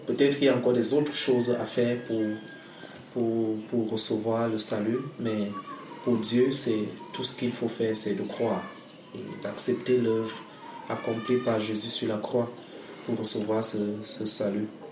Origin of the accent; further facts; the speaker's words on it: Cameroon; Je suis camerounais